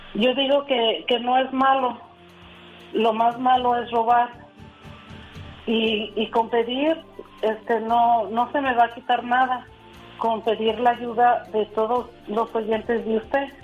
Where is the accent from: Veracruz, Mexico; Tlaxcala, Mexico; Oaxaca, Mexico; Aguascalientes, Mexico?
Aguascalientes, Mexico; moved away; Nosotros somos originarios de Aguascalientes.